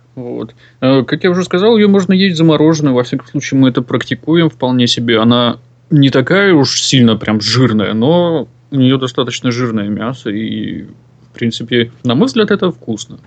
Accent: Chukotka Autonomous Okrug, Russia; moved away; родом я с Чукотского автономного округа

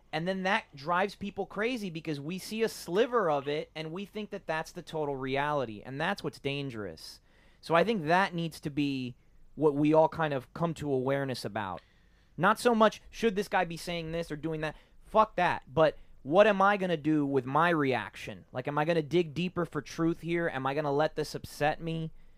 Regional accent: Miami, Florida, United States; my parents are Cuban. I was born in Miami

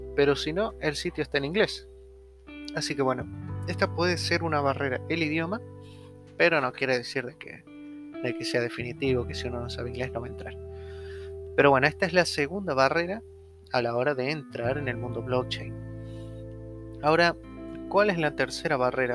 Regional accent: Argentina

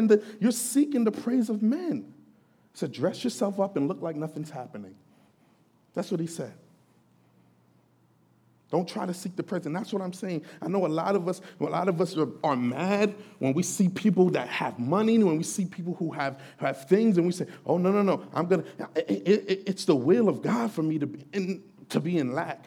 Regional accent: Jamaica; I'm Jamaican. That's kind of one of the things, one of the kind of ideas that was floating around in our culture, especially the Jamaican

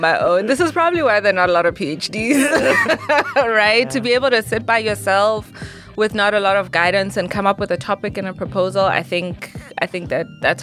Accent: Lesotho; moved away as an adult; now in Greensboro, United States; I am an international student, also at UNC Greensboro, and I'm from Lesotho

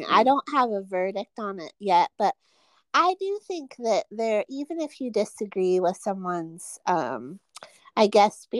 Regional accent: Charlotte, North Carolina, United States; moved away; also born or lived in Pittsburgh, Pennsylvania; I was born in Pittsburgh, but I, from the age of 10 until now. I was raised in Charlotte

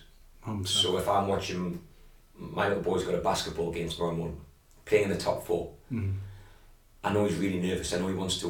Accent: England, United Kingdom; moved away; growing up where I grew up back in England

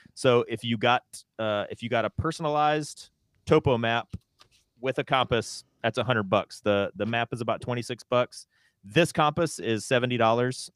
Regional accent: North Carolina, United States; moved away; also born or lived in West Coast; I'm from the South, I'm from North Carolina.

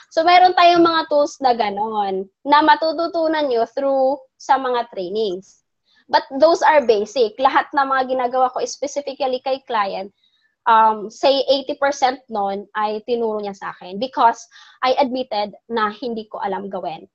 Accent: Bohol, Central Visayas, Philippines; since taga Bohol ako, yan yung aming ano, Chocolate Hills. I live near that place.

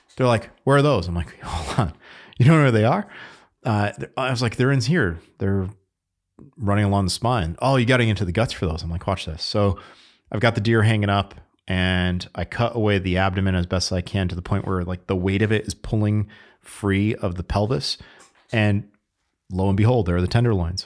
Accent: Connecticut, United States; I grew up in Connecticut

